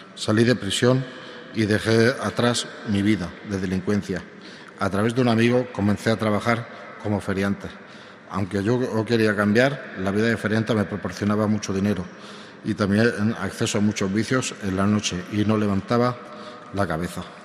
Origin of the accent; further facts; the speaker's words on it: Palma, Balearic Islands, Spain; moved away as an adult; now in Toledo, Spain; soy natural de Palma de Mallorca, España, aunque desde hace un año y medio vivo eh, en Toledo